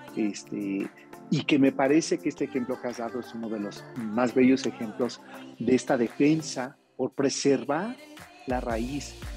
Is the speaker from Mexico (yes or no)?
yes; Mexico